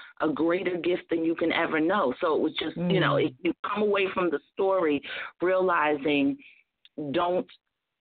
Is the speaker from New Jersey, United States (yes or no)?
yes; Newark, New Jersey, United States; I'm from the Bricks